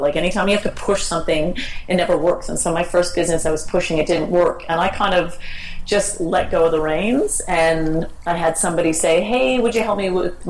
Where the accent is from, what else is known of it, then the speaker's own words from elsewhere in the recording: Canada; moved away as an adult; now in Australia; I'm Canadian, and I've been living in Australia for 20 years